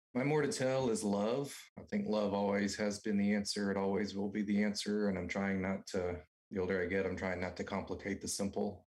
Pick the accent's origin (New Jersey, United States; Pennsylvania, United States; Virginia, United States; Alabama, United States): Alabama, United States; now in Texas, United States; I am from Alabama. I grew up the youngest of four